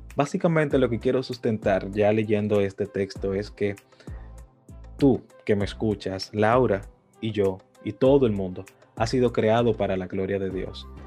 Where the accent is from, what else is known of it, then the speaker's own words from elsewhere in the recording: Dominican Republic; Yo soy dominicano de pura cepa